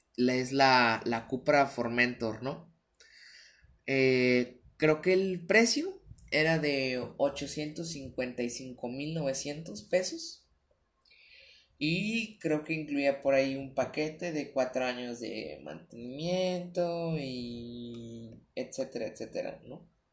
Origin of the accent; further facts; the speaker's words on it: Guadalajara, Jalisco, Mexico; yo soy de Guadalajara, Jalisco